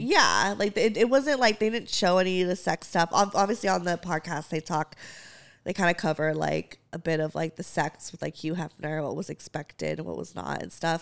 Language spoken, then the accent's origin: English; California, United States; we're from California and like I, and also I've been in the Bay Area for like a couple years now